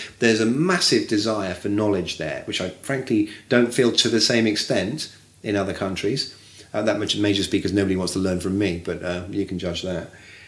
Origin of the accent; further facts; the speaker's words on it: England, United Kingdom; And I come from England, right? You know this.